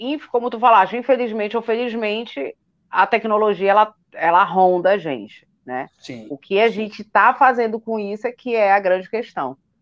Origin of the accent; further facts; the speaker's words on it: Belém, Pará, Brazil; now in Brasília, Brazil; Eu sou de Belém. As pessoas às vezes acham que sou do Rio por causa do meu chiado, mas sou de Belém do Pará